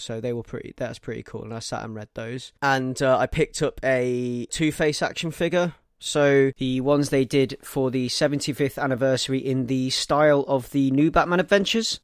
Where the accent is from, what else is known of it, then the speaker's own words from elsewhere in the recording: Leicester, East Midlands, United Kingdom; my hometown within walking distance of my house.